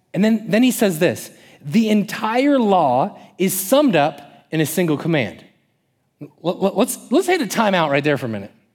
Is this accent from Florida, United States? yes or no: yes; Florida, United States; Growing up in Florida, around the water